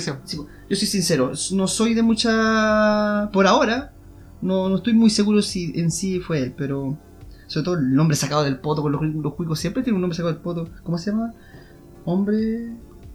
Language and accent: Spanish; Temuco, Araucanía, Chile; aquí en Temuco